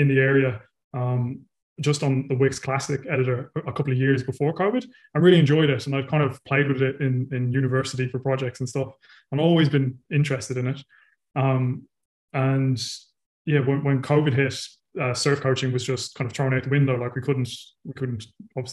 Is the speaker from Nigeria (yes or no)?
no; Ireland; now in New Zealand; I'm originally from Ireland and I live in New Zealand